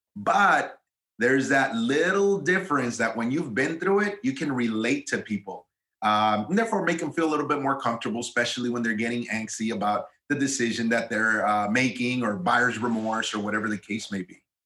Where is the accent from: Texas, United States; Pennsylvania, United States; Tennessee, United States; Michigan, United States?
Texas, United States; Eagle Pass; moved away as an adult; also born or lived in Austin, Texas; from my hometown, which I'm from a small border town in South Texas called Eagle Pass, Texas